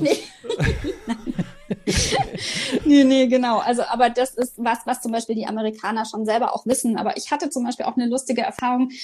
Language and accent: German; Germany; als Deutsche